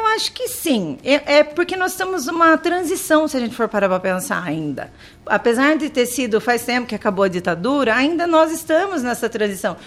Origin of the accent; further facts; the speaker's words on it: Tatuí, São Paulo, Brazil; Eu sou de Tatuí. Nascida e criada e falo conservada em Tatuí.